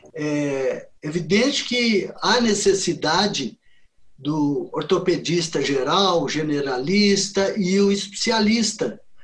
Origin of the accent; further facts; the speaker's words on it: Belo Horizonte, Minas Gerais, Brazil; eu sou de Belo Horizonte, Minas Gerais. Eu me formei aqui em Belo Horizonte em 1975